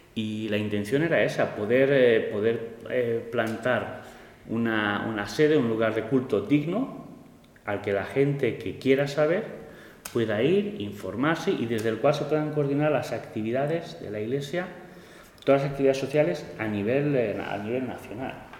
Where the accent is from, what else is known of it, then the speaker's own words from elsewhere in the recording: Spain; soy español